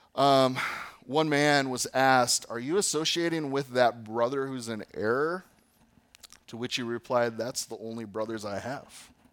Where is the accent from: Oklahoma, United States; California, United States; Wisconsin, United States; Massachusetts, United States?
Wisconsin, United States; Fox Valley; where I grew up in the Fox Valley